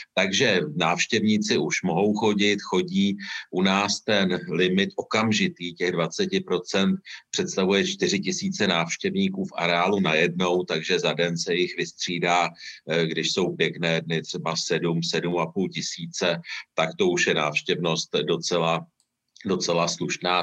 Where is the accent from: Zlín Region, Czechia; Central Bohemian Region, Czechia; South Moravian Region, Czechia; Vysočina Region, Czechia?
Central Bohemian Region, Czechia; Mnichovo Hradiště; já nejsem z Prahy, jsem z Měchova hradiště